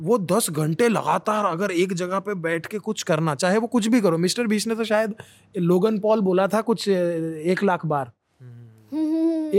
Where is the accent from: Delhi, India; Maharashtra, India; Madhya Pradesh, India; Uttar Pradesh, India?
Maharashtra, India; Mumbai; मुंबई में पला बड़ा आदमी है